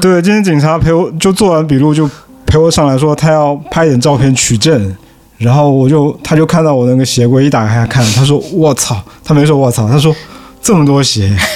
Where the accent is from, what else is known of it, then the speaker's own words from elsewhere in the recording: Fuzhou, Fujian, China; now in Shanghai, China; 我是福州人